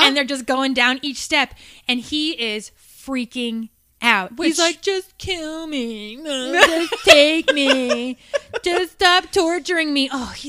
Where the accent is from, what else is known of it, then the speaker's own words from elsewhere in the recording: New York, United States; moved away; Okay, I'm from New York originally.